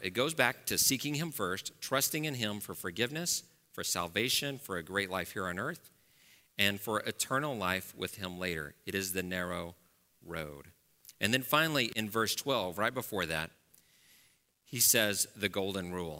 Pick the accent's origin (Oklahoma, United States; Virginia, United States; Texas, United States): Texas, United States; Dallas; moved away; I grew up in Dallas, as I said, uh, so, and I grew up in a very, uh, wealthy and white part of Dallas, Texas